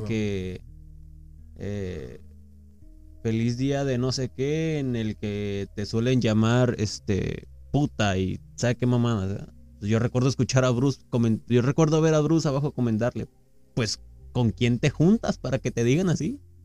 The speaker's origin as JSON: {"language": "Spanish", "country": "Mexico", "said": "Como mexicanos somos bien chingones"}